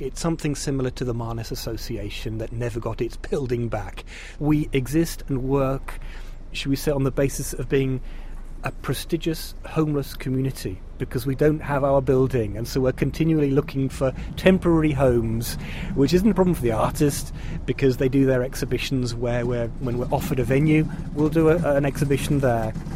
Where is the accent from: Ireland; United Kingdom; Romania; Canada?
United Kingdom; England; now in Czech Republic; as an Englishman